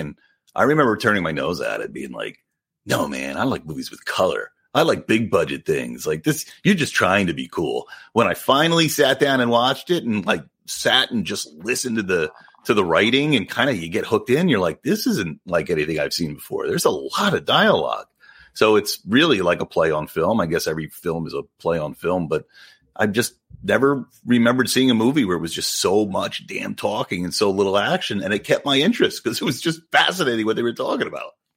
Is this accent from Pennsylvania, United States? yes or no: yes; outside of Philly, Pennsylvania, United States; my area where I grew up outside of Philly